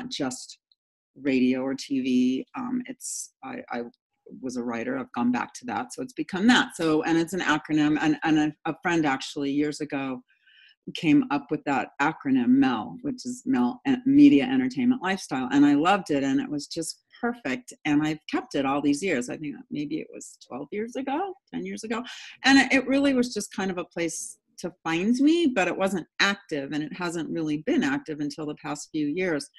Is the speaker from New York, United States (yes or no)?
no; San Diego, California, United States; I grew up in San Diego